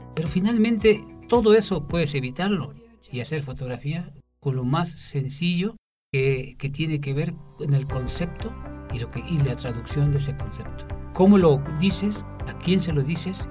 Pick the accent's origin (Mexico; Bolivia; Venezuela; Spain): Mexico; Xalapa, Veracruz; Cojalapa, mi ciudad natal